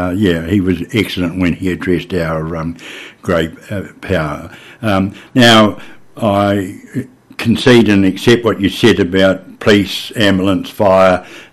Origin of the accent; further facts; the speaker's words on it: Hastings, Hawke's Bay, New Zealand; I was born in Hastings back in the 40s and, of course, brought up with a large family